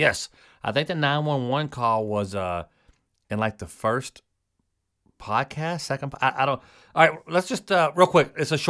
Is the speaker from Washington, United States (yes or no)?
no; Kentucky, United States; I'm from Kentucky.